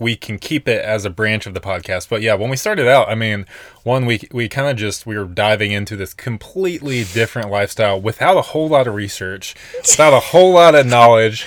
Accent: Nashville, Tennessee, United States; moved away as an adult; also born or lived in Colorado; we were born and raised in Nashville until, like, two thousand eighteen.

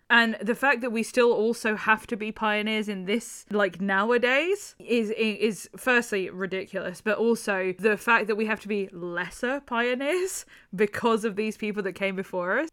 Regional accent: Ireland; Like, I'm Irish.

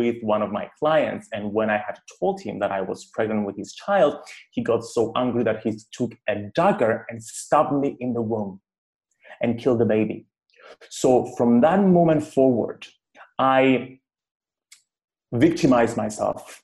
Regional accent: Cyprus; growing up in Cyprus

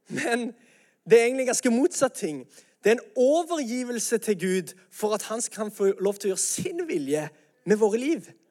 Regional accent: Norway; vi er jo nordmenn

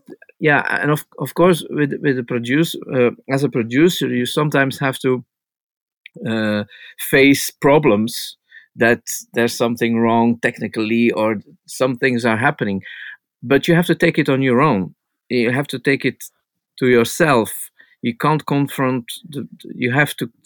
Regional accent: Flanders, Belgium; I'm from the Flemish part from Belgium

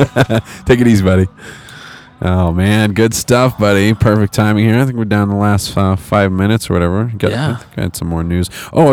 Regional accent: California, United States; moved away as an adult; I moved out here from California about a decade ago and fell in love with it too. Never went back.

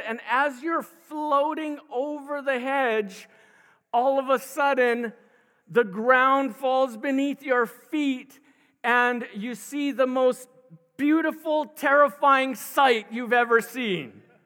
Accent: Maui, Hawaii, United States; I grew up on Maui

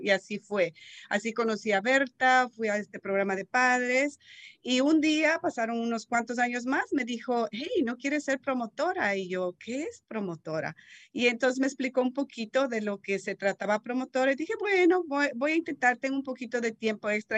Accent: Ecuador; now in Marin County, United States; soy de Ecuador, llevo ya 30 años en este país

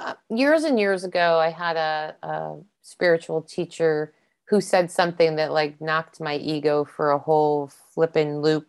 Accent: East Coast, United States; I don't know what they call them here because they're not the squirrels I grew up with on the East Coast

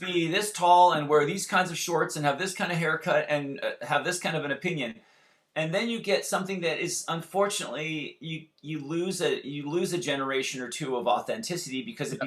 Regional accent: Santa Barbara, California, United States; We grew up in Santa Barbara

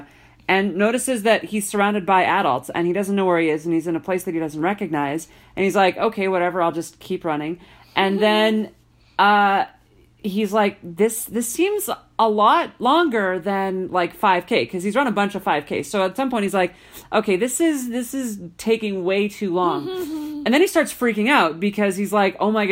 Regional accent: Alberta, Canada; growing up in Alberta

